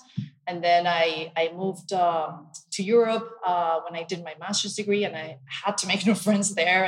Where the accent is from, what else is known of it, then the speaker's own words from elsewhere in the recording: Venezuela; So I was born in Venezuela, but I was sort of raised in a weird way.